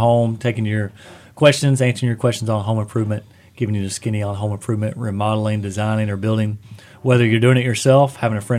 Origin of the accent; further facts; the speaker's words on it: Eastern Kentucky, United States; growing up in Eastern Kentucky